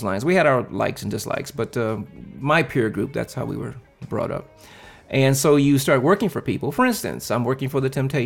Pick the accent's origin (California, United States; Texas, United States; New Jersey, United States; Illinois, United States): California, United States; Compton; I am a California native, actually straight out of Compton